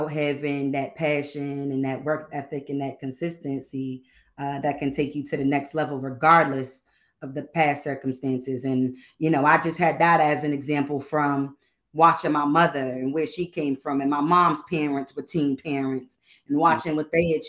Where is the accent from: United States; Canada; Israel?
United States; Boston, Massachusetts; also born or lived in Connecticut; But I'm from Boston. Grew up here most of my life. I lived some years in CT.